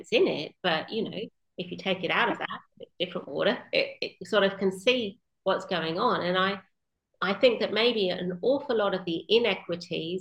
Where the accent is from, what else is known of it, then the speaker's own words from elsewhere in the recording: Western Australia, Australia; finishing my home state of WA